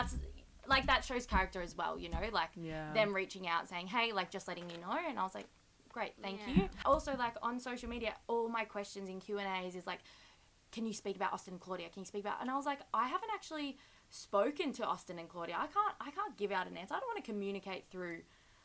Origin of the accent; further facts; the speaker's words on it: Melbourne, Victoria, Australia; we're both from Melbourne